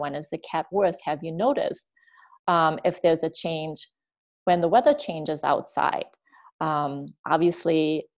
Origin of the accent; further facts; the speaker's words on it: Germany; now in United States; I grew up in Germany